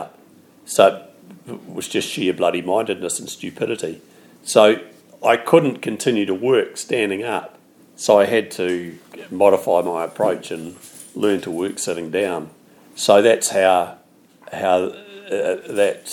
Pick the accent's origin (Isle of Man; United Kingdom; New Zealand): New Zealand; being a Kiwi